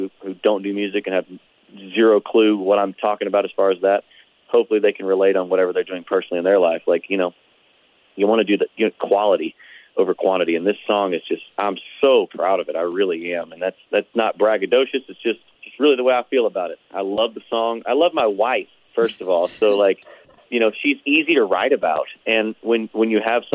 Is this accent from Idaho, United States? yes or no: no; Perryville, Missouri, United States; I was born in Perryville